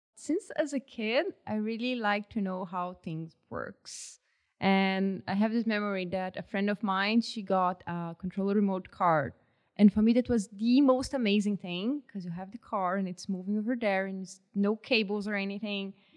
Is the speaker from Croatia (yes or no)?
no; Brazil; English is a second language; moved away as an adult; now in Canada; I'm from a tropical country